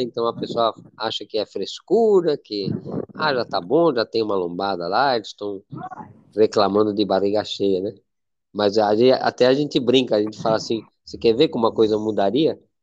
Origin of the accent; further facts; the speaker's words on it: Spain; now in Brazil; eu sou espanhol